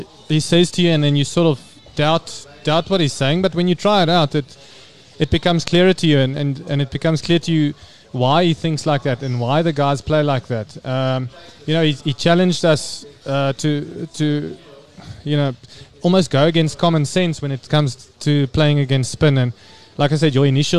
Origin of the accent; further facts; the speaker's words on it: South Africa; as South African batters